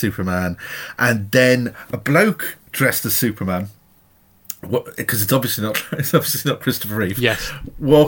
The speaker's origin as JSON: {"language": "English", "country": "Ireland", "said": "being Irish"}